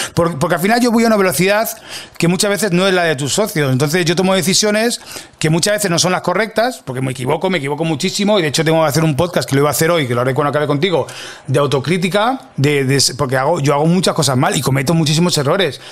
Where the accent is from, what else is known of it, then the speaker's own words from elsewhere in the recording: Catalonia, Spain; also born or lived in Mataró (attended school there as a teen); now in Madrid, Spain; yo soy catalán